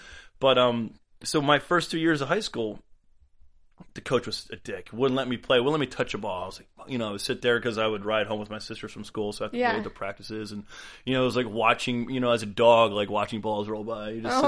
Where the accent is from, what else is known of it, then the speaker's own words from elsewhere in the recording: East Coast, United States; Man, everybody asked me that because I'm from the East Coast. Yeah. There's no volleyball really out there.